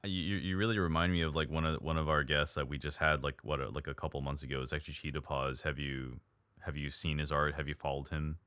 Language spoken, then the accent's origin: English; United States; I'm an American